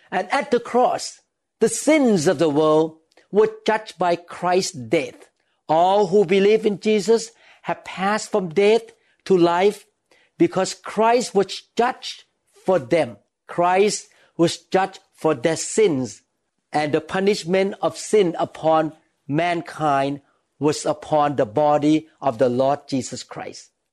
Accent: Thailand; when I was a young boy, I was growing up in Thailand

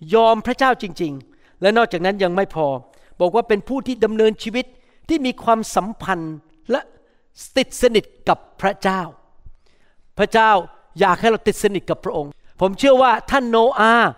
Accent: United States; ผมเป็นคนอเมริกัน หน้าตาผมเป็นคนจีน แต่ว่าโดยตำแหน่งผมเป็นคนอเมริกัน

